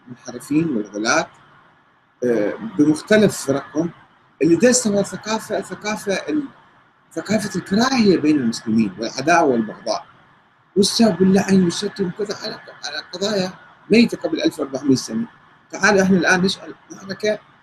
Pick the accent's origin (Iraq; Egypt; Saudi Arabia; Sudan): Iraq; Karbala, Karbala Governorate; انا ابن كربلاء